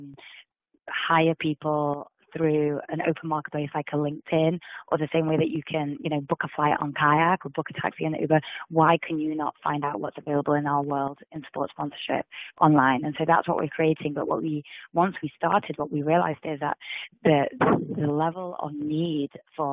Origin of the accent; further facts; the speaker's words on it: England, United Kingdom; moved away as an adult; also born or lived in India; now in United States; I was born and brought up in England.